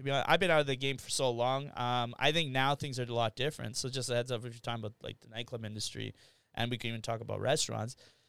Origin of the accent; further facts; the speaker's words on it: Winnipeg, Manitoba, Canada; Yeah, born and raised here. So my parents went to Gordon Bell. I went to Massey. Well, Bonnie Castle Leach and Massey. So I grew up in Waverly Heights.